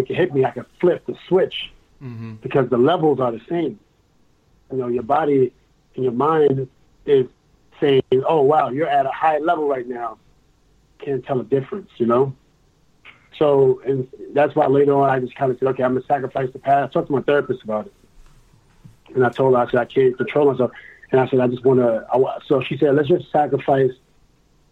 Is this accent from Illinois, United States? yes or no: no; New York, United States; I'm from New York